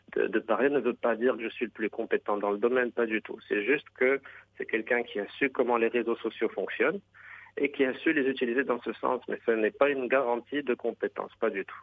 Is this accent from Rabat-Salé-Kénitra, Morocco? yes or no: yes; Rabat, Rabat-Salé-Kénitra, Morocco; also born or lived in Khemisset; mes parents sont venus de la campagne Khamisatl, à Rabat